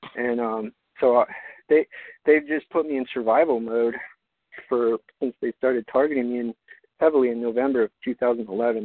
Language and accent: English; Albuquerque, New Mexico, United States; moved away as an adult; my hometown of Albuquerque